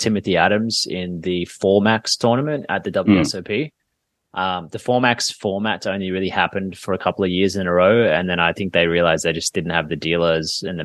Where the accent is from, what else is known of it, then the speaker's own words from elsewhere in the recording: Sydney, New South Wales, Australia; here in Sydney, in my hometown here